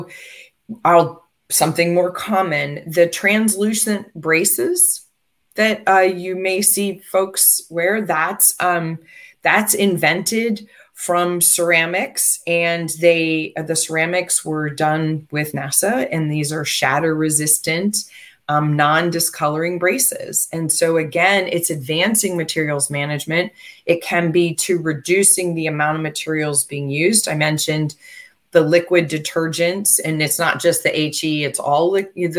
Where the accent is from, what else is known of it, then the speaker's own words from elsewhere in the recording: United States; I'm American. And I've lived most of my life here